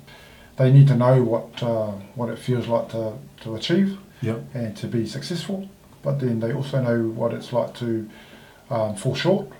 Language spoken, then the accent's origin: English; Samoa; moved away as an adult; also born or lived in Auckland, New Zealand / Christchurch, New Zealand; now in New Zealand; I grew up in Samoa.